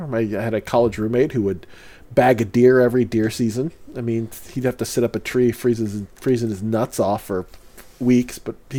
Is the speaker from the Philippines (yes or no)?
yes; Philippines; This is the beauty of being, again, this is the beauty of being Filipino.